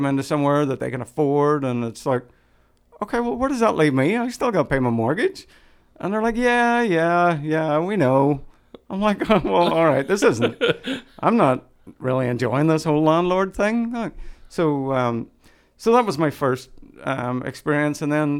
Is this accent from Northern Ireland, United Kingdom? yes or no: yes; Northern Ireland, United Kingdom; We owned a house in Ireland, and growing up in Northern Ireland, because we lived through the Troubles.